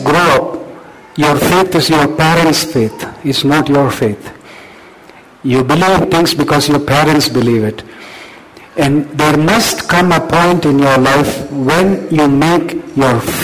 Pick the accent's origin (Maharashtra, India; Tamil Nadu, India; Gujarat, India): Tamil Nadu, India; Chennai; I grew up in Chennai, okay? I grew up in Chennai